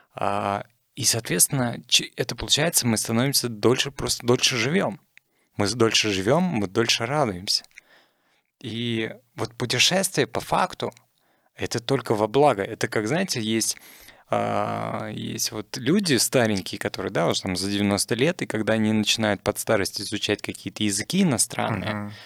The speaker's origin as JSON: {"language": "Russian", "country": "Russia"}